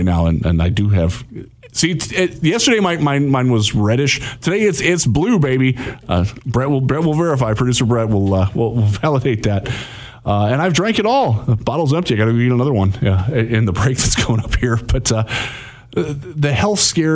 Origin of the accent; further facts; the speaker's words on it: Vermilion, Ohio, United States; also born or lived in Cleveland area, Ohio; now in Michigan, United States; my hometown of Vermilion, Ohio.